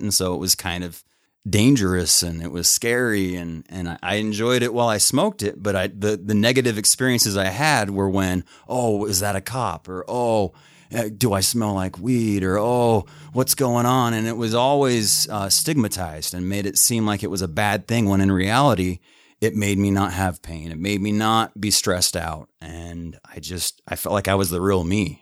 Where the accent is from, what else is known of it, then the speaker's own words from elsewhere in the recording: Lewiston, Utah, United States; I grew up in a little farm town of about a thousand five hundred at Lewiston, Utah